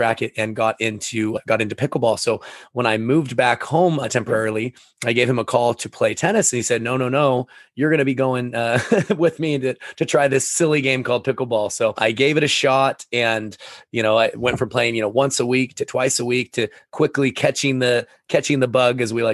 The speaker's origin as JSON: {"language": "English", "town": "Sequim", "region": "Washington", "country": "United States", "tie": "born or raised there", "said": "I grew up in Esquim, Washington"}